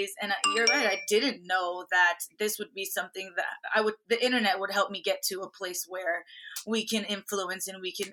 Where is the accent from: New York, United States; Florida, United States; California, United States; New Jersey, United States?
Florida, United States; Miami; I grew up in Miami